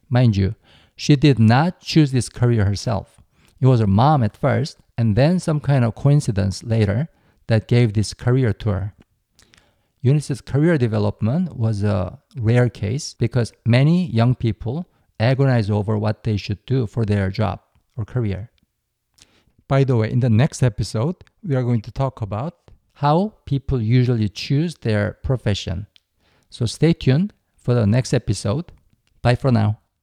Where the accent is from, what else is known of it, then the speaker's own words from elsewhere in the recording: South Korea; my home country